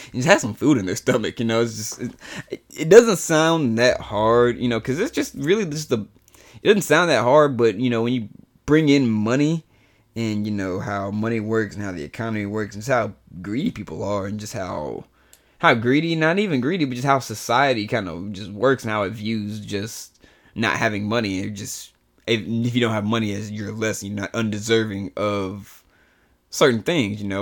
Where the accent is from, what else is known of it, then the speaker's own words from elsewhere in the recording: the South, United States; I'm black and I'm from the South